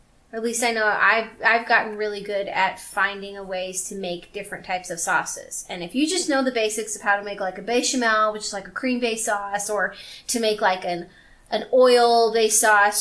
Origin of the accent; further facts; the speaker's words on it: Louisiana, United States; I'm from Louisiana